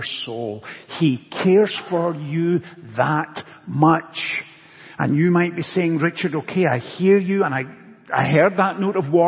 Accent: Scotland, United Kingdom; Growing up in Scotland, I played soccer as a child

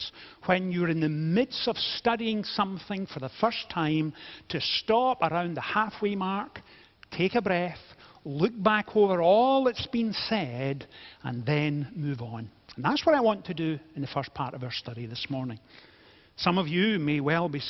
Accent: Scotland, United Kingdom; being Scottish

